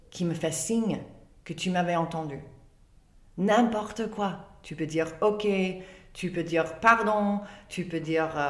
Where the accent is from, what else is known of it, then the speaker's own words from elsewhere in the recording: England, United Kingdom; French is a second language; Et pourtant, moi, je suis anglaise.